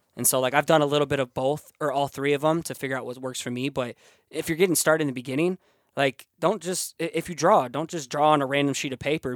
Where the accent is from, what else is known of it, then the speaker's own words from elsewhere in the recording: Cedar Falls, Iowa, United States; I'm from Iowa